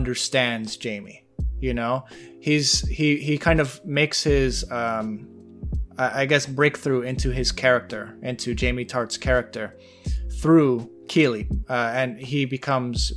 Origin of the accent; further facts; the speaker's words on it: United States; As an American